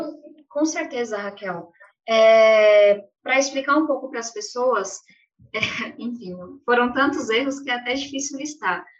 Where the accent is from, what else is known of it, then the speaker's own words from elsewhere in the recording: São Paulo, Brazil; eu venho de um lugar, eu venho da periferia de São Paulo, moro em uma ocupação até hoje.